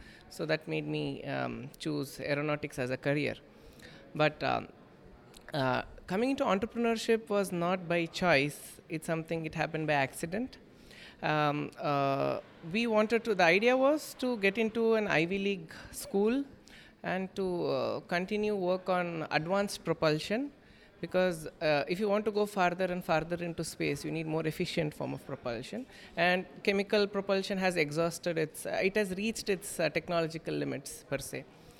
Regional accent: Ooty, Tamil Nadu, India; Growing up in Ooty, closer to skies

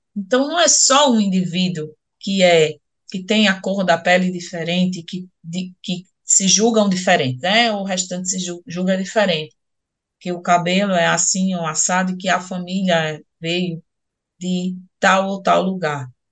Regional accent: Northeast Region, Brazil; accent: Northeastern, drawling; aqui para nós, nordestinos, principalmente essa professora que vos fala, que fala muito arrastado

